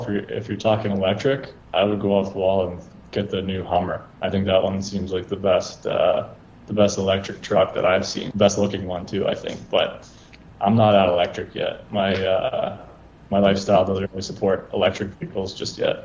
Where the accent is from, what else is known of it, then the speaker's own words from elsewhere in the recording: Thunder Bay, Ontario, Canada; Growing up in Thunder Bay, it's kind of one of those places where there's more trucks and cars on the road